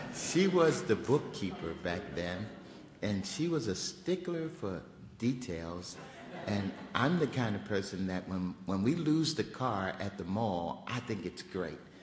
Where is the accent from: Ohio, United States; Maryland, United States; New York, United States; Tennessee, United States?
Maryland, United States; Baltimore; moved away; I grew up in Baltimore